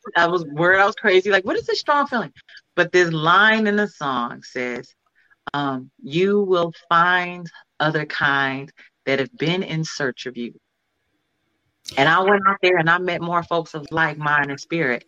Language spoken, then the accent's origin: English; Cleveland, Ohio, United States; moved away; also born or lived in California; I'm from Cleveland, but I moved to California